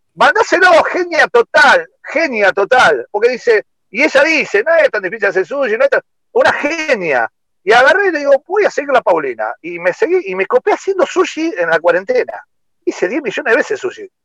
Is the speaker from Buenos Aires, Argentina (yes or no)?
no; Rosario, Santa Fe, Argentina; yo soy de Rosario, come gato